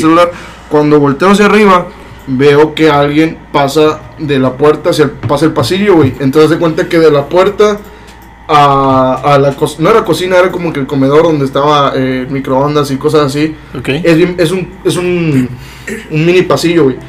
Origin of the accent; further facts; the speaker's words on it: Matamoros, Tamaulipas, Mexico; also born or lived in Monterrey; yo soy de aquí de Matamoros, pero yo estaba como foráneo en Monterrey